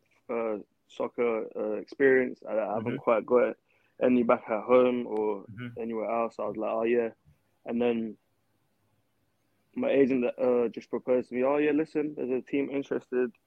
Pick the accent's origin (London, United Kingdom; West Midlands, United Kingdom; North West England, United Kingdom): London, United Kingdom; moved away as an adult; now in Madison, United States; I'm from Camden Town